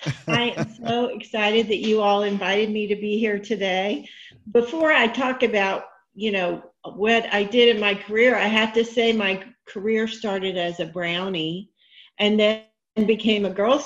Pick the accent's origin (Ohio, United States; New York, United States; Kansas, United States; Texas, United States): Texas, United States; Richardson; So with that, I grew up in Richardson, Texas.